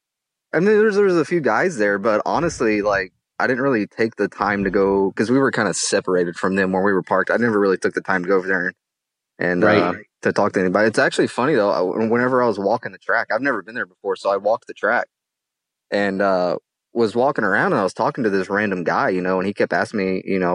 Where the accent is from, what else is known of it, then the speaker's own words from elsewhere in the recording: Tennessee, United States; being from Tennessee